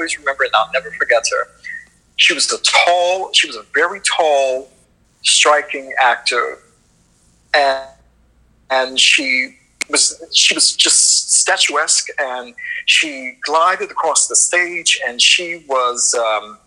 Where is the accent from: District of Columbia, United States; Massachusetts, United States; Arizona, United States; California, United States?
District of Columbia, United States; Washington; also born or lived in Hyattsville, Maryland; I'm from Northwest DC originally, and I grew up in Northwest, Northeast